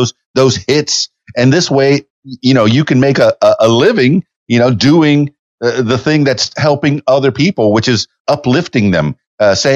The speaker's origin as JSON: {"language": "English", "town": "Miami", "region": "Florida", "country": "United States", "moved": "yes", "lives_now": "Central Arkansas, United States", "said": "I'm from Miami, Florida, where it was all blue and ocean"}